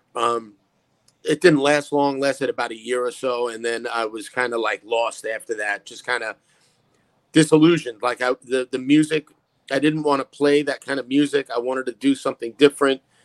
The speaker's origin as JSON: {"language": "English", "town": "New York City", "region": "New York", "country": "United States", "tie": "born or raised there", "said": "I grew up in Brooklyn"}